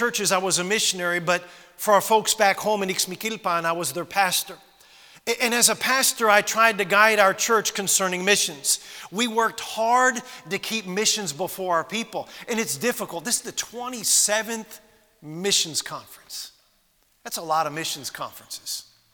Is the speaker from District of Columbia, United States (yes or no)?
yes; Washington, District of Columbia, United States; moved away as an adult; now in Heber Springs, United States; I am originally from Washington, D.C., I was born in Washington, D.C.